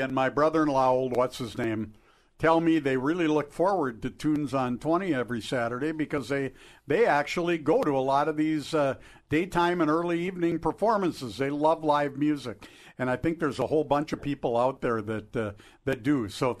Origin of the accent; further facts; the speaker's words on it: Superior, Wisconsin, United States; Hey, we're from Superior. We didn't know you had portable toilets in the hole on First Avenue East in Duluth.